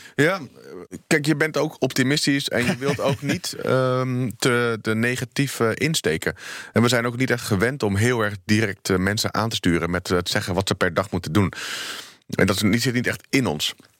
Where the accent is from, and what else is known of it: Netherlands